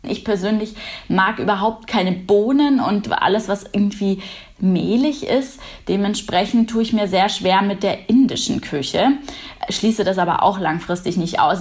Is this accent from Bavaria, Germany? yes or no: yes; Munich, Bavaria, Germany; Weiß-Blau steht für meine Heimat. Heimat ist Bayern und äh, München im Besonderen. Hier lebe ich